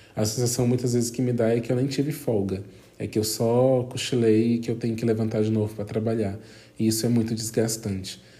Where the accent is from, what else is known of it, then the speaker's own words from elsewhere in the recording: Brazil; fora do meu país de origem, que é o Brasil